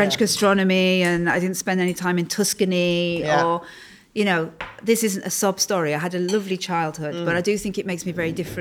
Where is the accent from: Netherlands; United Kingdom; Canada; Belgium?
United Kingdom; Carlisle, North West England; moved away; I'm from Curragh in Carlisle